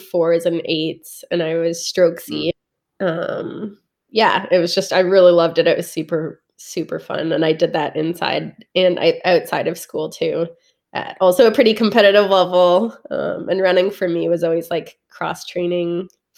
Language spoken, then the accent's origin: English; Caledon, Ontario, Canada; I grew up in a town called Caledon, Ontario